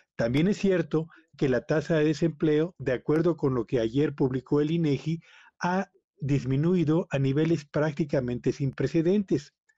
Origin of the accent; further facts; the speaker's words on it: Mexico; nuestro país